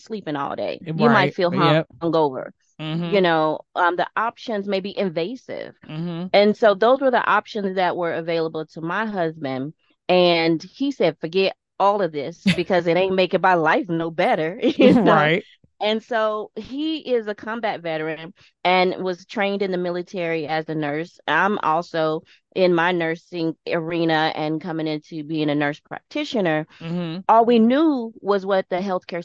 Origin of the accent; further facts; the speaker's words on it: St. Louis, Missouri, United States; now in Las Vegas, United States; Originally born and raised in St. Louis, Missouri, now reside in Las Vegas.